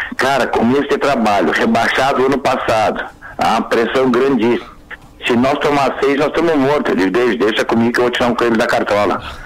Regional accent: Bagé, Rio Grande do Sul, Brazil

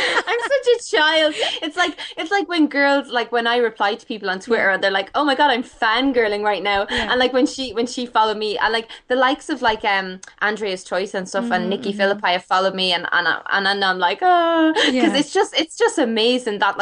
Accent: Ireland; I'm Irish

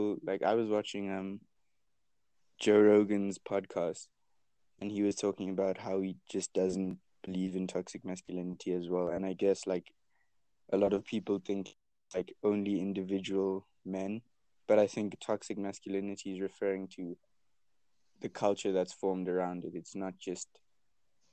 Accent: South Africa; I am South African

